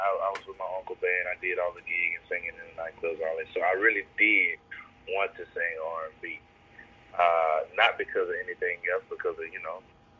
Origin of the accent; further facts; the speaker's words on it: Shreveport, Louisiana, United States; moved away as an adult; now in Dallas, United States; Well, I live in Dallas, Texas now, but I'm actually from Louisiana. I'm Shreveport, Louisiana, man. I recently just moved to Dallas, maybe about 7-8 months ago.